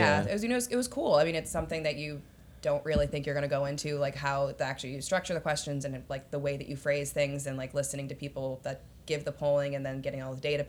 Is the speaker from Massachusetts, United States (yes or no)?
yes; Massachusetts, United States; also born or lived in Washington, D.C.; now in New York, United States; I'm from Massachusetts originally, so Nice. Kind of all over the place. But yeah, I just moved to New York, been there for a little bit over a year.